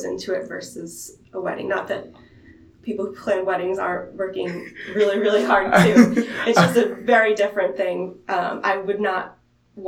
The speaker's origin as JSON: {"language": "English", "town": "Philadelphia", "region": "Pennsylvania", "country": "United States", "tie": "born or raised there", "said": "I'm from Philly, 26 years old. Been in Philly my whole life"}